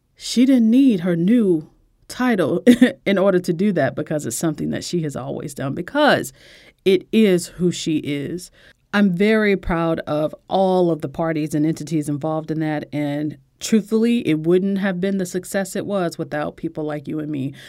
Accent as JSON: {"language": "English", "country": "United States", "said": "as an American"}